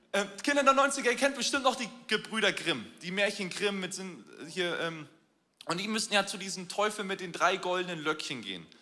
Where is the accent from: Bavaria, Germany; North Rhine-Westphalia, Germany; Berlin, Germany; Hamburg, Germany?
Hamburg, Germany; Wir als Hamburger